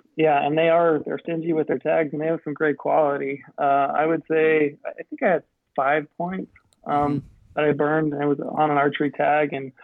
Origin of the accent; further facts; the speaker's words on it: Utah, United States; here in my home state of Utah